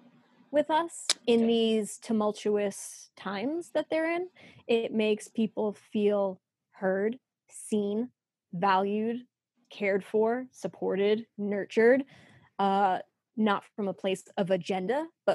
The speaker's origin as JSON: {"language": "English", "region": "New York", "country": "United States", "tie": "born or raised there", "accent": "New York", "said": "I was born and raised in New York. I used to have a terrific New York accent. that I lost when I went to college, even though I went to college in New York."}